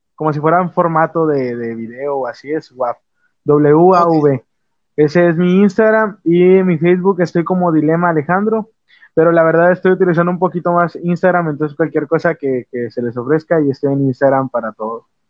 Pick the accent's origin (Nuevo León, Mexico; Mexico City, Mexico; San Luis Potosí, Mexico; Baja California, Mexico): Nuevo León, Mexico; Monterrey; nacido aquí en Monterrey, tengo sangre de, de, Reynosa, Tamaulipas, pero soy nacido aquí en, aquí en Monterrey. Llevo toda mi vida aquí